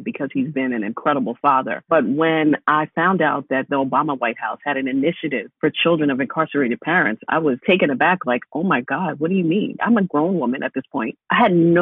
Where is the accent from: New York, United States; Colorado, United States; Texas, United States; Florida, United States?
New York, United States; I'm from New York, but my father is in federal prison